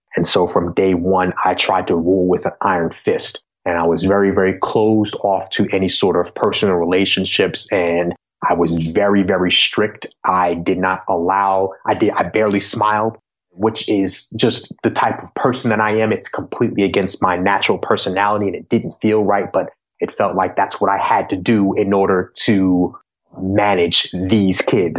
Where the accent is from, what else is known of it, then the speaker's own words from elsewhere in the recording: Long Island, New York, United States; where I grew up on Long Island and in New York